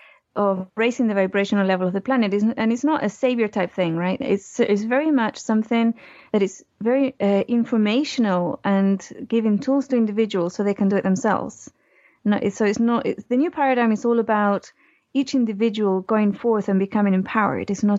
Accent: Chile; I was born in Chile

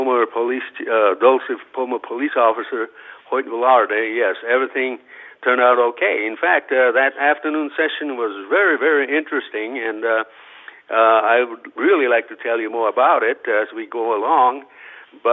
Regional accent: Yokohama, Kanagawa, Japan; now in United States; I was born and raised in Yokohama, Japan in 1944

